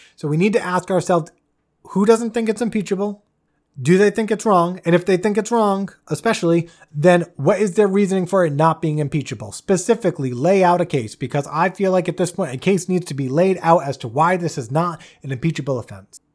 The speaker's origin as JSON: {"language": "English", "country": "United States", "said": "as an American"}